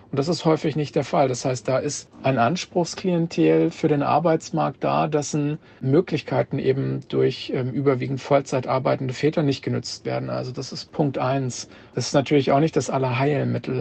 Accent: Kassel, Hesse, Germany; moved away as an adult; now in Hamburg, Germany; bin gebürtiger Kassler

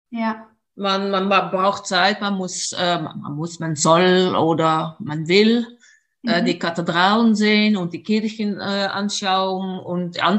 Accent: Netherlands; German is a second language; Stimmt, ich komme aus den Niederlanden.

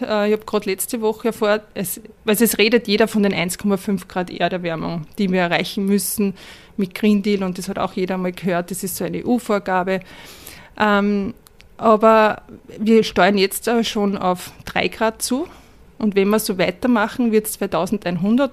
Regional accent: Upper Austria, Austria; ich bin in Oberösterreich geboren

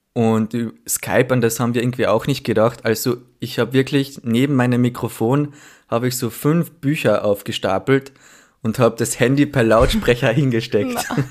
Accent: Villach, Carinthia, Austria; now in Vienna, Austria; ich komme aus Villach, also aus einer Stadt in Kärnten

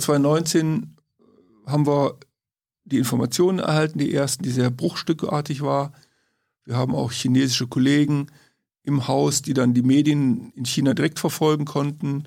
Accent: Königswinter, North Rhine-Westphalia, Germany; Aus Königswinter, Oberpleis, das ist im Siebengebirge, Rheinland

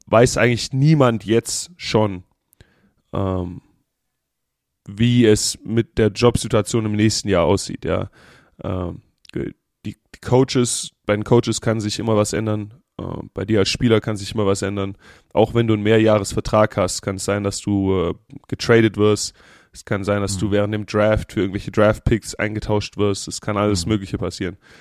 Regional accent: Germany; now in Las Vegas, United States; ich bin aus dem Land der Dichter und Denker.

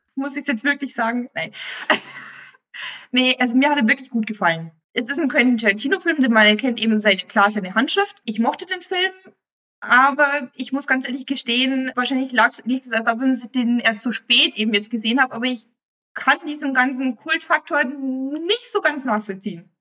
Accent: Bavaria, Germany; ich als Bayer

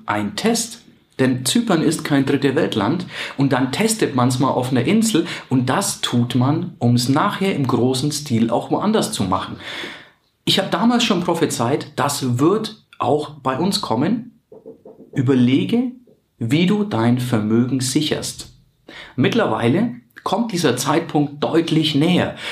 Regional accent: Germany; bei uns in Deutschland

